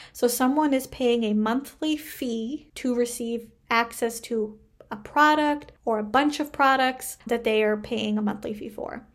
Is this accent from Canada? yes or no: yes; Canada; I am a Canadian social worker